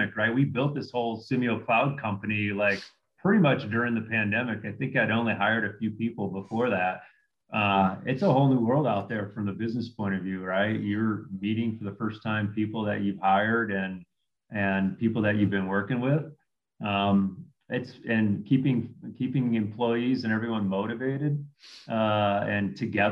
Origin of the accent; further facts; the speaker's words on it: Midwest, United States; I grew up in the Midwest